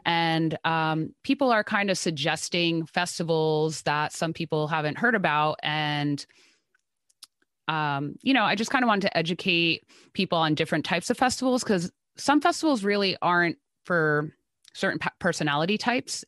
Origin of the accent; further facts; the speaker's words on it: New Jersey, United States; I am from New Jersey